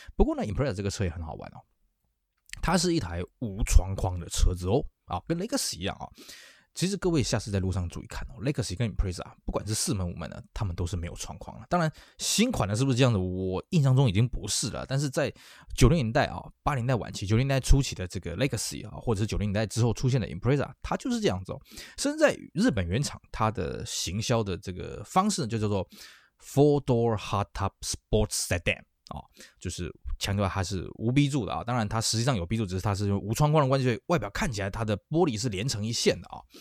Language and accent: Chinese; Taiwan; 那我们台湾这边呢